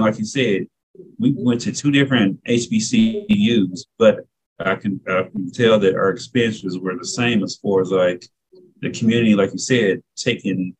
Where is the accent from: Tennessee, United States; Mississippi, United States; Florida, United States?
Tennessee, United States; Nashville; now in Macon, United States; I'm originally from Nashville